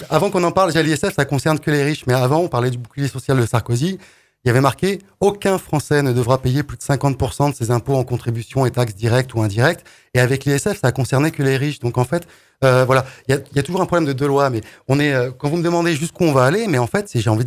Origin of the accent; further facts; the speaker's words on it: France; vous étiez venu en tant que Français c'est français normal